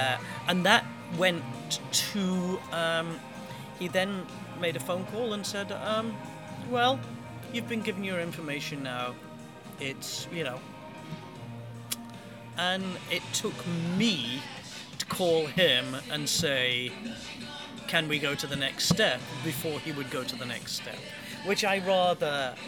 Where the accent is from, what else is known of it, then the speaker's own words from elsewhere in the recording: United States; I'm an American Freemason, despite my my accent.